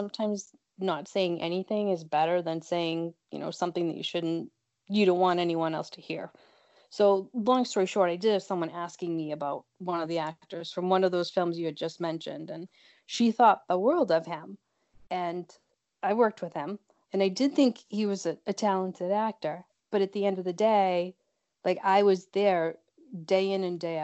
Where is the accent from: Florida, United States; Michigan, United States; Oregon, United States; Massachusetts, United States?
Massachusetts, United States; Boston; I'm from Boston, Mass., and I am an actor